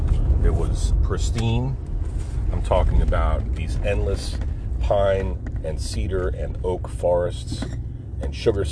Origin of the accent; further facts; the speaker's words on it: Forked River, New Jersey, United States; moved away as an adult; I was born and raised in the Pine Barrens of New Jersey, a little town called Forked River.